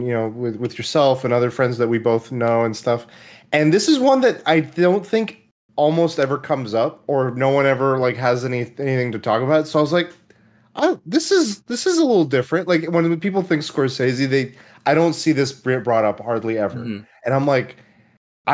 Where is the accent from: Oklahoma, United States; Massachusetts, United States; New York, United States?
Oklahoma, United States; moved away; I was born in Oklahoma, and I remember we had a local theater. I was in a small town